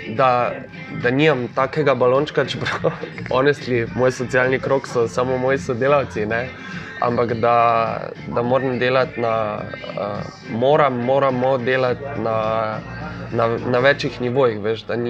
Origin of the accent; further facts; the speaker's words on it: Maribor, Slovenia; sem jaz iz Maribora